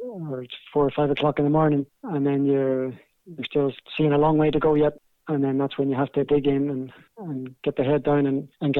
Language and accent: English; Belfast, Northern Ireland, United Kingdom; accent: Belfast; my Belfast accent